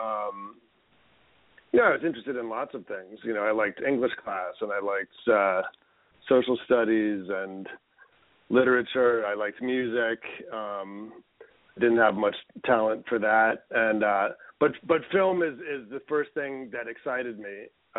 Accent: Westchester, New York, United States; also born or lived in Manhattan, New York / Brooklyn, New York; I grew up in Westchester.

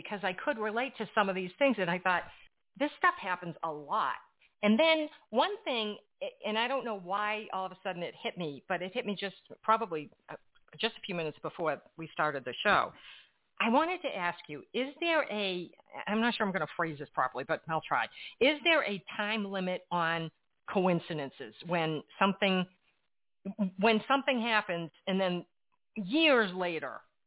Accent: Framingham, Massachusetts, United States; I was brought up in Framingham, Massachusetts

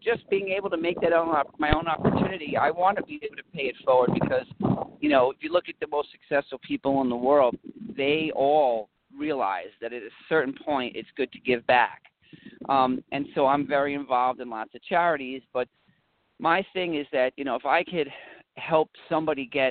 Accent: New York City, New York, United States; when I was a kid, I was growing up in the Lower West Side of New York

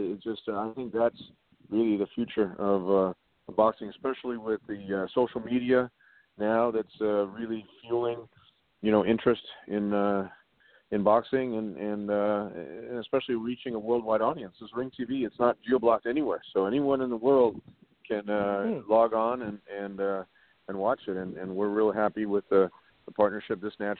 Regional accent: Los Angeles, California, United States; also born or lived in Santa Monica; I was born and raised here in L.A. My parents were both born in Germany. They met here in Los Angeles, but, you know, I grew up, went to school, lived in L.A. all my life. I grew up in the Valley, and then I've been living in Santa Monica now for the last

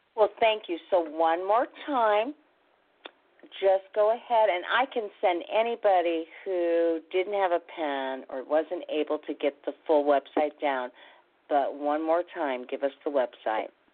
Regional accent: Midwest, United States; I'm from the Midwest

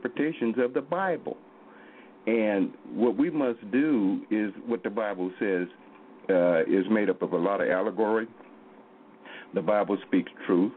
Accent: Oklahoma, United States; I'm from Oklahoma here.

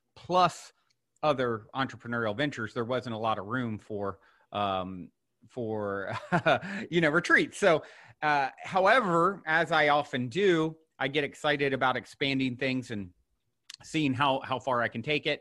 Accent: Virginia, United States; I was born and raised in Virginia, not so far from you.

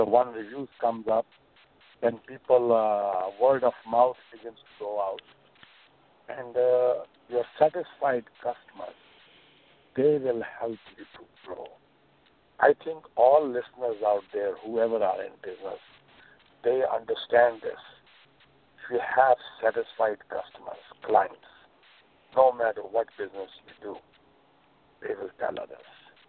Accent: New York, United States; Well, I grew up in the Upper West Side. I knew the Upper West Side very well.

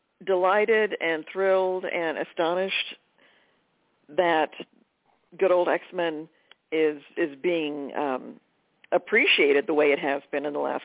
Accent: Texas, United States; moved away as an adult; also born or lived in Madison, Wisconsin / Los Angeles; I was born in Madison, Wisconsin, where my parents' families are from, and then at age two got whisked down to Texas and grew up there.

